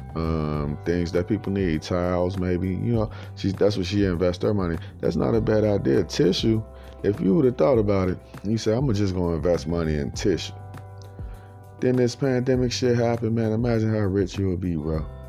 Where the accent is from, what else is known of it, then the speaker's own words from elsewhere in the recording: Chicago, Illinois, United States; moved away; I'm from Chicago and I know for a fact if I would have stayed there, I may not be alive right now today